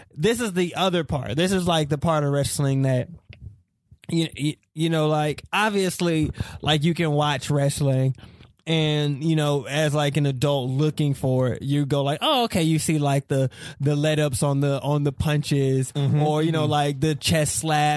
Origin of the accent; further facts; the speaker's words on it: South Carolina, United States; moved away; I'm originally from South Carolina